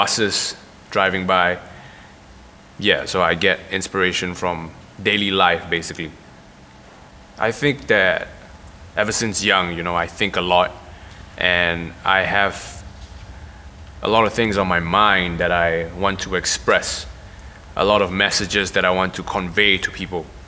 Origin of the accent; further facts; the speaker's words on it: Singapore; I'm a rapper that's born and raised in Singapore